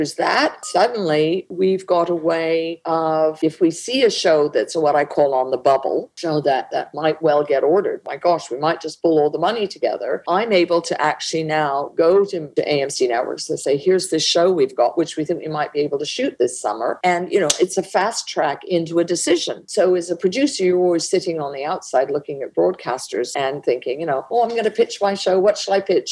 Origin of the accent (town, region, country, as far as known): Canada